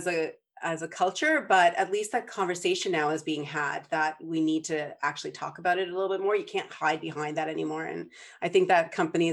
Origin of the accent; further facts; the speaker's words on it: Prince Edward Island, Canada; I grew up in Prince Edward Island